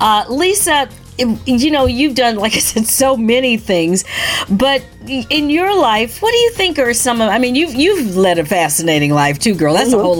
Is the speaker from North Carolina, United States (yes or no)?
no; Michigan, United States; also born or lived in Ontario; The whole idea of being in Buffalo, you know, where we've been many times, because I grew up in Michigan, and in Ontario.